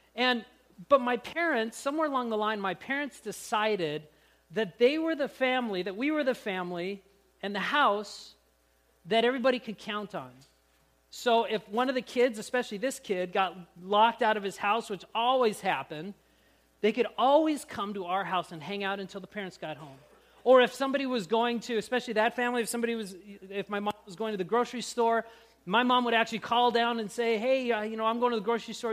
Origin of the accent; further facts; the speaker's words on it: Grand Forks, North Dakota, United States; when I was growing up in Grand Forks